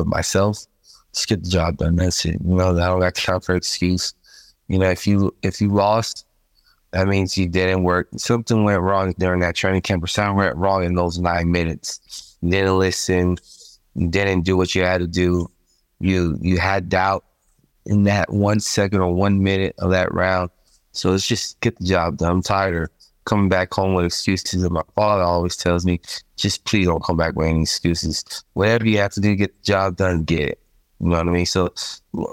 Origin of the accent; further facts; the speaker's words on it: United States; us Americans